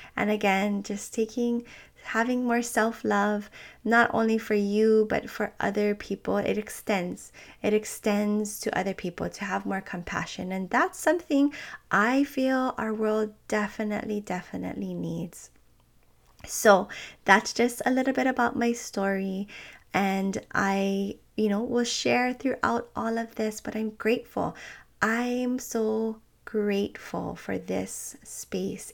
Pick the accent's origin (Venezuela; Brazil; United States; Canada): United States; Hawaii; I'm from Hawaii